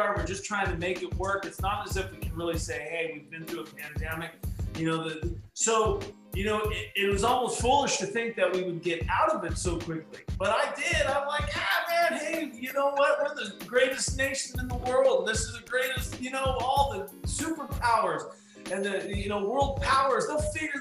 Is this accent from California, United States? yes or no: yes; Orange, California, United States; also born or lived in Yorba Linda, California; growing up in Orange County, and particularly in the city of Orange